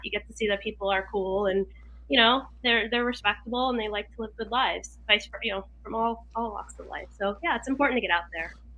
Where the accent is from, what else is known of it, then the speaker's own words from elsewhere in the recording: Oxford, Connecticut, United States; Oxford, Connecticut. I'm here now in Oxford, Connecticut.